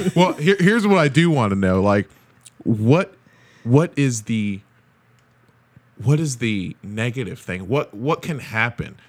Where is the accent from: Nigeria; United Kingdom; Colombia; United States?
Nigeria; As a Nigerian